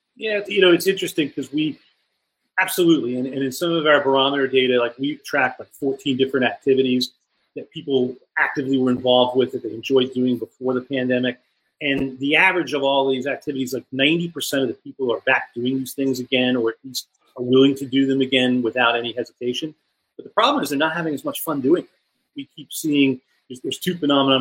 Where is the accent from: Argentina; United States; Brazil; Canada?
United States; New York; I'm from New York